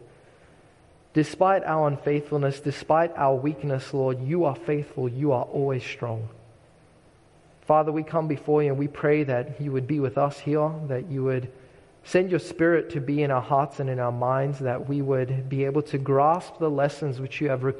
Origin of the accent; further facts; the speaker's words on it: Australia; moved away; the shoreline for me is very meaningful growing up in Australia